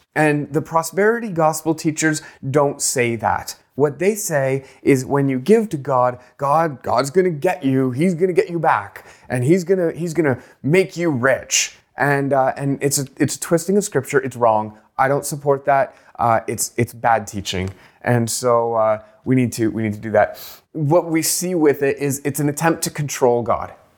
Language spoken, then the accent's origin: English; Canada; I grew up poor in Canada